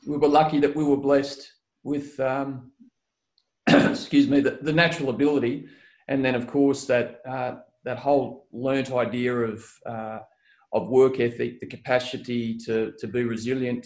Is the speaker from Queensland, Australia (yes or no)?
yes; Gold Coast, Queensland, Australia; also born or lived in Tweed Heads, New South Wales; So I'm from the Gold Coast. I'm one of the very few true locals. So I was born in Tweed Heads Hospital